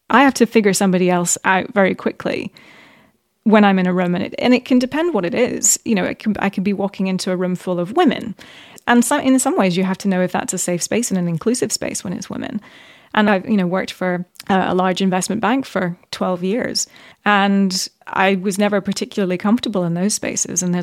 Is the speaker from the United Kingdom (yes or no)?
no; Middle East, Bahrain; also born or lived in Qatar / United Arab Emirates / Saudi Arabia; So I grew up in the Middle East, actually. Yeah.